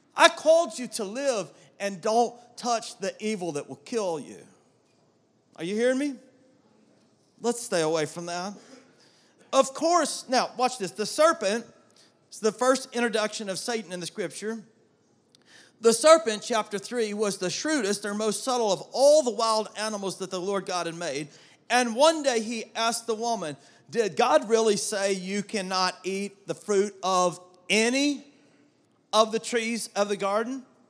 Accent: South Georgia, United States; The old King James Version that I grew up with in South Georgia

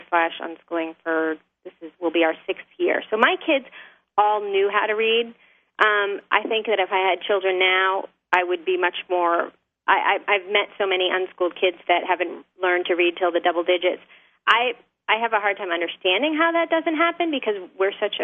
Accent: New Hampshire, United States; I'm a native New Hampshire person, I grew up in New Hampshire

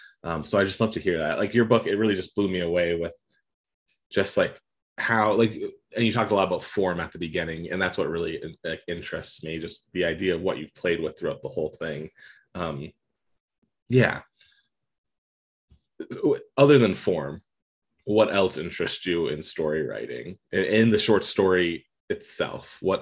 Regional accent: Pennsylvania, United States; born there; also born or lived in Arizona / Atlanta / Maine; now in Colorado, United States; I was born in Pennsylvania, lived in Arizona, lived in Atlanta, lived in Maine, I'm in Colorado now.

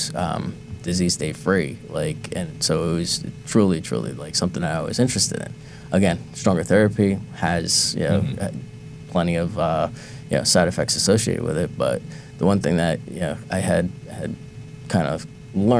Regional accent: New Jersey, United States; moved away as an adult; now in Cambridge, United States; we're all from New Jersey

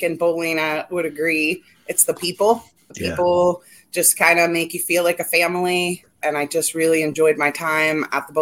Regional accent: Dayton, Ohio, United States; I'm from Dayton, Ohio

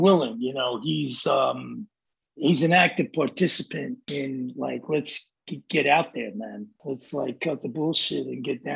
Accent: New York City, New York, United States; I'm from the Bronx

